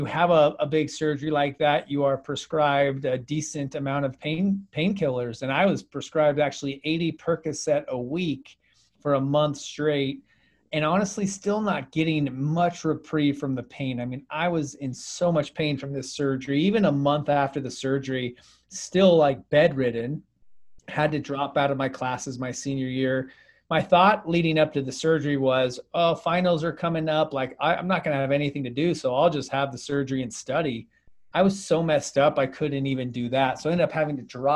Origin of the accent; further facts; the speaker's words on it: Phoenix, Arizona, United States; I grew up here in Phoenix, Arizona, where I currently live